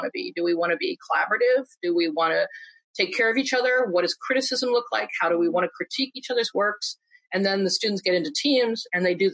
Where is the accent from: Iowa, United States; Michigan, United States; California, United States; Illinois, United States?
Iowa, United States; I grew up in Iowa